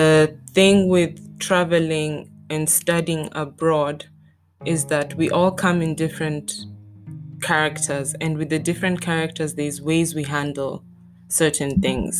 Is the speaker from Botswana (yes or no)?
yes; Botswana; moved away as an adult; now in Stuttgart, Germany; I'm from the African continent. I grew up in Botswana